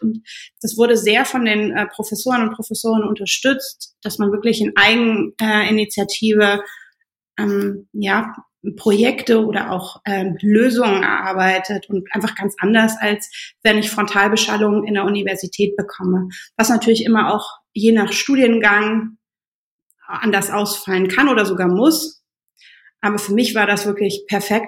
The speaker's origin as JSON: {"language": "German", "country": "Germany", "tie": "born or raised there", "also_born_or_lived": "Berlin", "moved": "as an adult", "said": "Gebürtig komme ich aus, äh, aus dem Rheinland"}